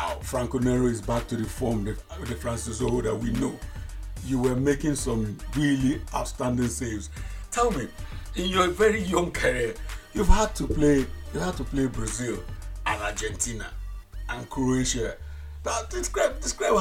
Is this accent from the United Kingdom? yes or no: no; Nigeria; when we were all growing up in Nigeria